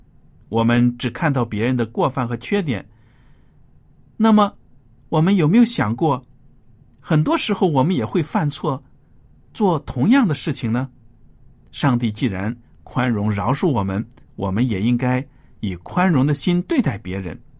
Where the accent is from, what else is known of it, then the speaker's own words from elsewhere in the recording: China; 我们中国人最强调做人要谦虚、谦卑